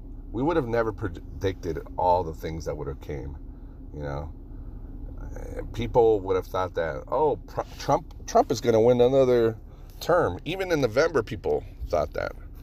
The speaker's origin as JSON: {"language": "English", "town": "Reno", "region": "Nevada", "country": "United States", "tie": "born or raised there", "moved": "yes", "said": "anytime I go back to Reno, I get to see all my local friends, all my childhood friends, my hometown"}